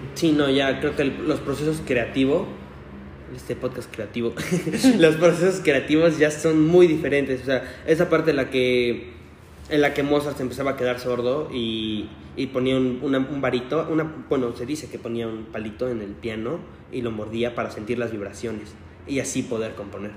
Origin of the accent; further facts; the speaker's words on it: Mexico; somos mexicanos